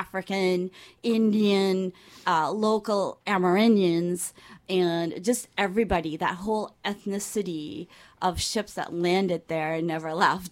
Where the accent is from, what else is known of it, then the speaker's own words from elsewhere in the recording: Georgetown, Demerara-Mahaica, Guyana; I am from Georgetown, which is uh, below sea level